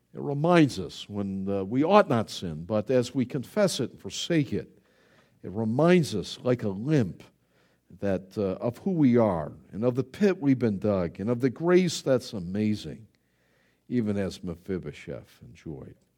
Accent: Buffalo, New York, United States; I grew up in Buffalo, New York

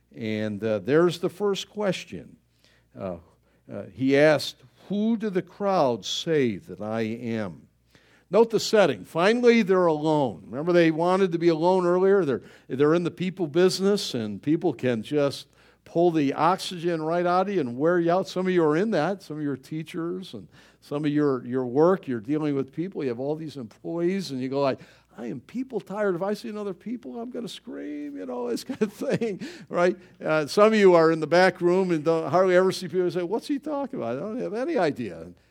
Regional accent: Buffalo, New York, United States; I'm from Buffalo

